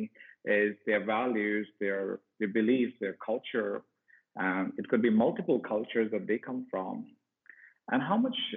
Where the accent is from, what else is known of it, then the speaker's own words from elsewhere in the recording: India; I'm from India, and I'm right now in Pune